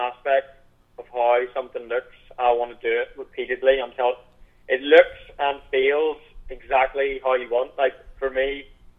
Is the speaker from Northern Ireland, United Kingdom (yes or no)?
yes; Belfast, Northern Ireland, United Kingdom; I'm 22 years old, and I'm from Belfast in Northern Ireland